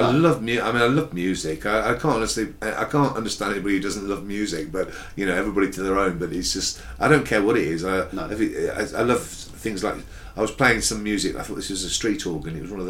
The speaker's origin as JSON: {"language": "English", "region": "Midlands", "country": "United Kingdom", "said": "ran a folk club in Birmingham, and I worked with them and supported them on many occasions because I'm from the Midlands."}